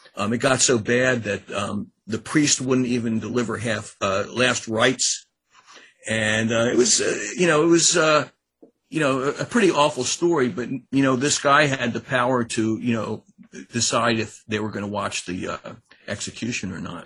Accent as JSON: {"language": "English", "town": "Annapolis", "region": "Maryland", "country": "United States", "also_born_or_lived": "College Park, Maryland", "said": "I'm from Annapolis, Maryland"}